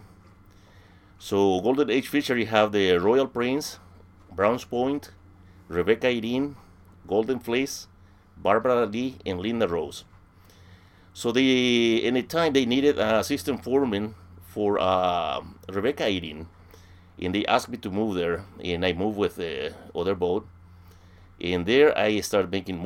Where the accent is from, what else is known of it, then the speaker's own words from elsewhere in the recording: Villarrica, Guairá, Paraguay; English is a second language; moved away as an adult; now in United States; I was born in Villarrica in Paraguay, in South America